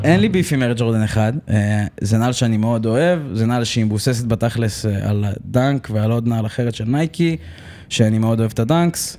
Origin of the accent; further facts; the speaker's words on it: Holon, Tel Aviv District, Israel; אני מחולון במקור. גדלתי באזור קריית שרת